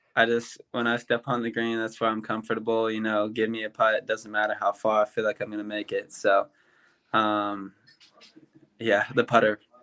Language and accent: English; Louisville, Kentucky, United States; moved away as an adult; now in Auburn, United States; growing up in Louisville, Kentucky